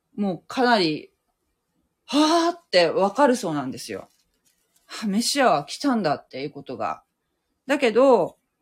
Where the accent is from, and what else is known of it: Japan